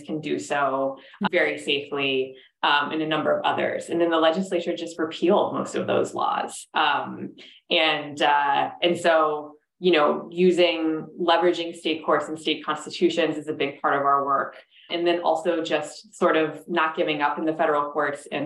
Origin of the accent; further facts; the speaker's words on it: Minnesota, United States; Minnesota, my home state